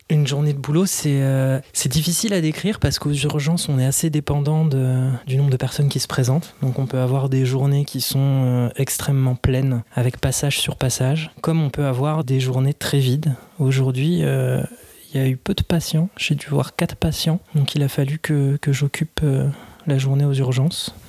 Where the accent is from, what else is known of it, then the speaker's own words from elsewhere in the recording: Paris, Île-de-France, France; je suis parisien